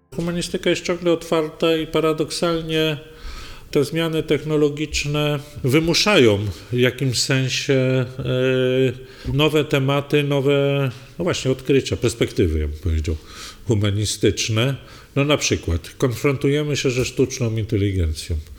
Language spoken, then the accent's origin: Polish; Legnica, Lower Silesian Voivodeship, Poland; moim dzieciństwie w Legnicy